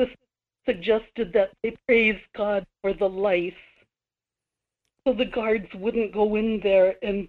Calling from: Kodiak, Alaska, United States; Michael, this is … in Kodiak.

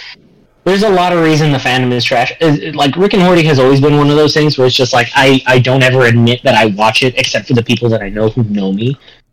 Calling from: Indiana, United States; a dinner at a nice restaurant that is literally next to the train tracks here in Indiana, because I'm recording from Indiana.

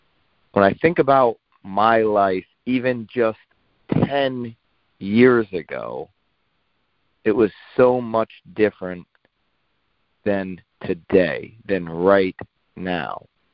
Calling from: Naples, Florida, United States; I am calling in from Naples, Florida.

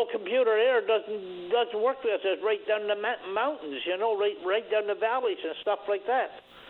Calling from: New World Island, Newfoundland and Labrador, Canada; I'm calling from New World Island.

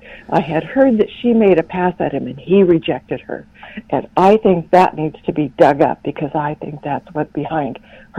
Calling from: Pacific Northwest, United States; I'm calling from the Pacific Northwest.

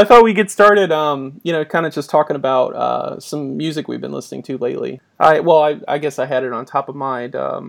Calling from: Boston, Massachusetts, United States; I'm …, calling to you from Boston

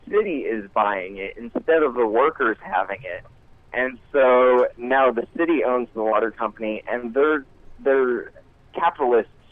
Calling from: Montana, United States; Hey guys, I uh, called in a few months ago. … from Montana.

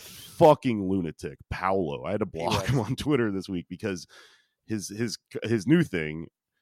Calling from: Austin, Texas, United States; I'm calling in from Texas, which is a very dumb place to be right now.

